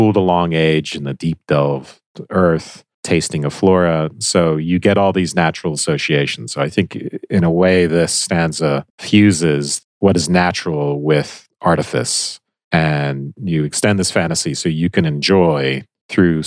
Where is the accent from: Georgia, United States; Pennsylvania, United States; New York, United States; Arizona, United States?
Georgia, United States; I'm from Georgia